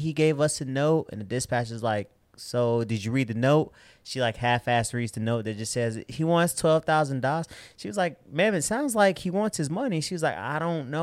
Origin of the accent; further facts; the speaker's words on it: Chicago, Illinois, United States; I'm from South Side of Chicago